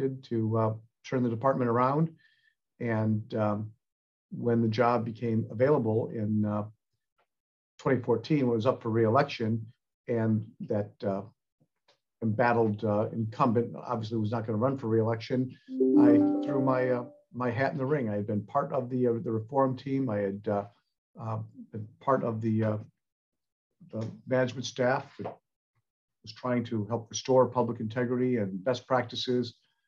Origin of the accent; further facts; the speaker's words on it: Warren, Michigan, United States; moved away as an adult; now in California, United States; I'm originally from Michigan. I grew up in the Detroit area, a city of Warren, Michigan